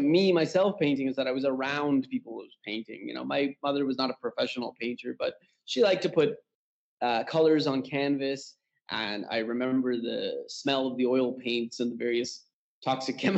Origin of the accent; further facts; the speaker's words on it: Canada; moved away as an adult; now in Tehran, Iran; born and raised in Canada, but currently based in my parents' homeland, which is Iran, Tehran, Iran